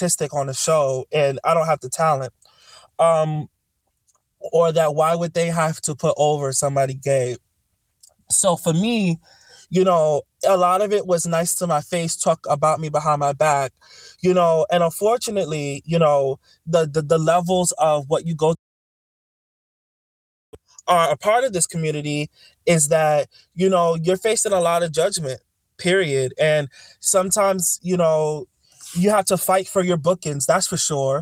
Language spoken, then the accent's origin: English; New York City, New York, United States; I'm from the Boogie Down Bronx. I'm from Claremont Village out by Morrisania, Webster Avenue